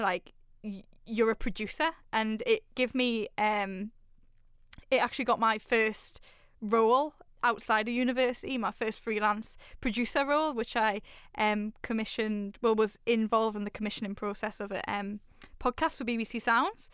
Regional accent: Newcastle upon Tyne, North East England, United Kingdom; I'm a Raji from Newcastle

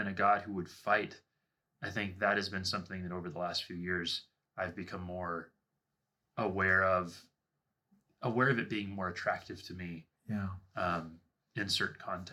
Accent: Washington, United States; now in Southern California, United States; I'm from Washington State.

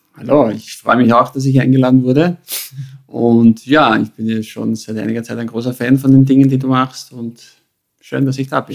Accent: Carinthia, Austria; moved away as an adult; ich bin geboren in, worden in Kärnten, hineingeboren in eine schwierige Familienkonstellation

